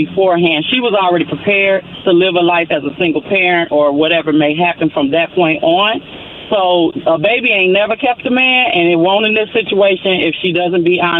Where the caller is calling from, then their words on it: Indianapolis, Indiana, United States; I'm calling from Indianapolis.